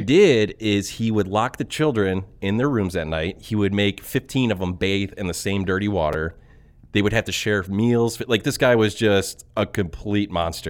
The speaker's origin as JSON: {"language": "English", "region": "Ohio", "country": "United States", "said": "we are from Ohio. We are currently in Ohio"}